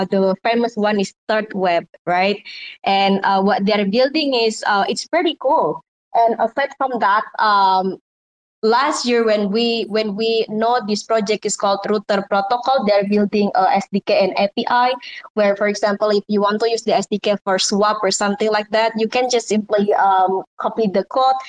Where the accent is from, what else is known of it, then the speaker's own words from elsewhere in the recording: Indonesia; English is a second language; I'm from Indonesia originally, and English is not my native mother language